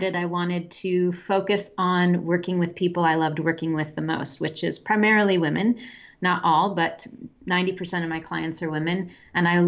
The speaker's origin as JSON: {"language": "English", "region": "Midwestern town", "country": "United States", "tie": "born or raised there", "also_born_or_lived": "France / Pakistan / Germany / Czech Republic", "moved": "as an adult", "said": "I'm from the United States. I'm from a Midwestern town, and we had a very small but growing international population when I was young in where I lived"}